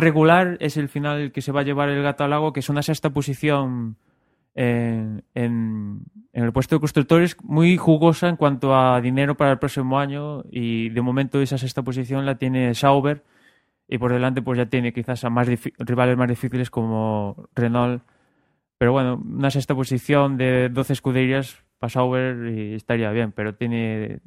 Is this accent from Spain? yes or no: yes; Spain; somos españoles